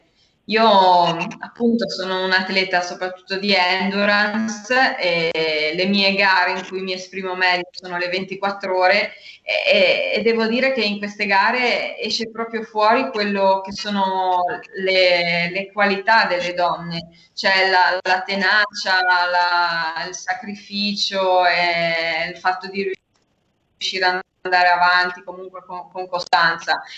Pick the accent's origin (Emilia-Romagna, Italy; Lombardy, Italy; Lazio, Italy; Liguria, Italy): Liguria, Italy; anche da Ligure